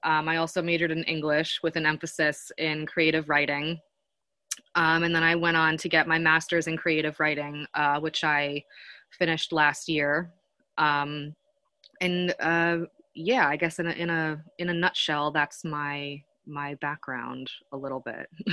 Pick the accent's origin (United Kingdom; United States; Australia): United States; Western Massachusetts; moved away; I grew up in Western Massachusetts, um, not far from Amherst